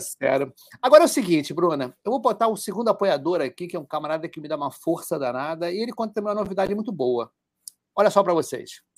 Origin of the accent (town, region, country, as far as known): Rio de Janeiro, Brazil